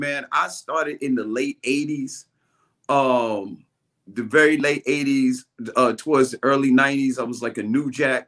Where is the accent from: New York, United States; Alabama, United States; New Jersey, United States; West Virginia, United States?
New York, United States; New York City; I'm from Brooklyn